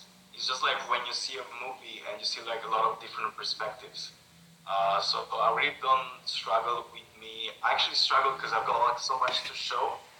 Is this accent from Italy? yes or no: yes; Naples, Campania, Italy; moved away; I'm from Naples, you know, like south of Italy.